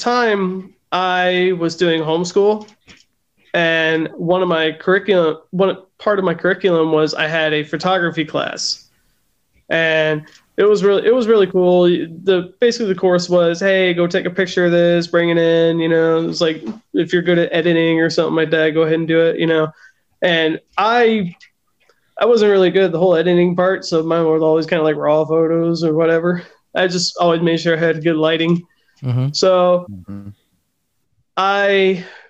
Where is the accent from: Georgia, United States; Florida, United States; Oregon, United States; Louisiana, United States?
Florida, United States; Punta Gorda; moved away as an adult; now in North Idaho, United States; born and raised in Florida. I'm from Punta Gorda.